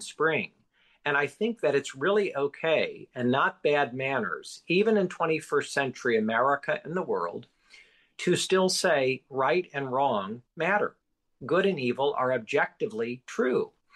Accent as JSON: {"language": "English", "country": "United States"}